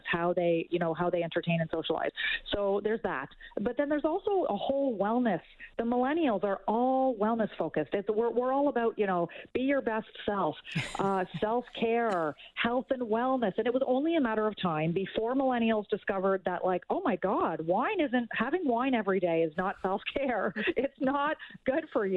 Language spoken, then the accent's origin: English; Canada; as a Canadian